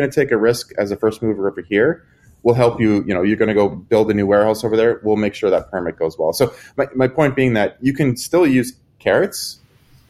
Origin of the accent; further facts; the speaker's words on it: Canada; I'm Canadian, so there's, you know, half European, half American is kind of how we like to think about it.